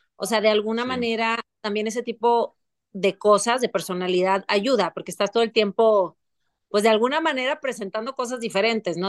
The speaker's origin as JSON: {"language": "Spanish", "town": "Monterrey", "region": "Nuevo León", "country": "Mexico", "also_born_or_lived": "Paris, France", "moved": "yes"}